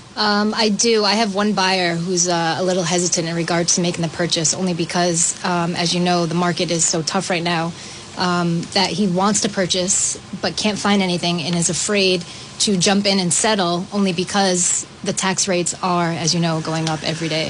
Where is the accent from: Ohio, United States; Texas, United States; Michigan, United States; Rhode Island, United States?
Rhode Island, United States; Cranston; born and raised in Cranston